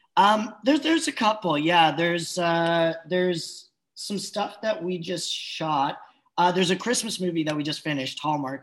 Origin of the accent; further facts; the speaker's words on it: Switzerland; I just grew up Swiss. Everyone was just Swiss